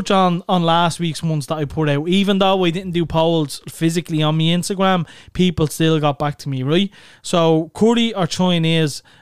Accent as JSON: {"language": "English", "town": "Dublin", "region": "Leinster", "country": "Ireland", "said": "we're from Clondalkin and we're from Neilstown in Clondalkin."}